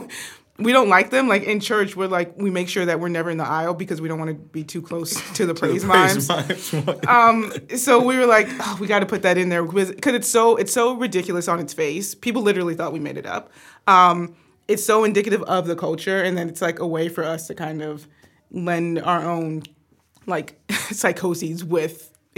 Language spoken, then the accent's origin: English; the South, United States; growing up in the South, growing up in the church